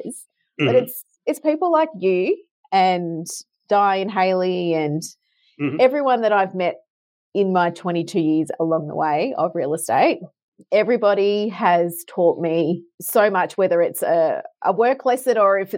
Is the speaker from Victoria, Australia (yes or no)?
yes; Melbourne, Victoria, Australia; also born or lived in Brisbane; when I moved back from Brisbane, actually, when I moved back home to Melbourne.